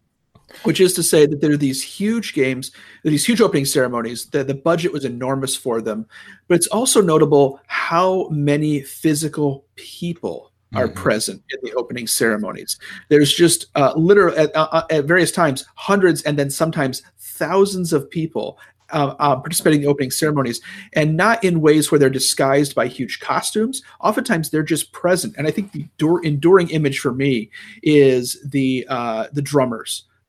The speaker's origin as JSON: {"language": "English", "country": "United States", "said": "as an American who studies politics"}